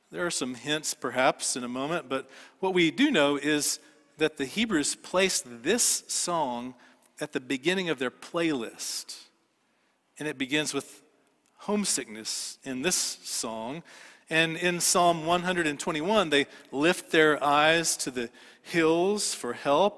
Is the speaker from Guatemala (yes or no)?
no; Dallas, Texas, United States; I grew up in Dallas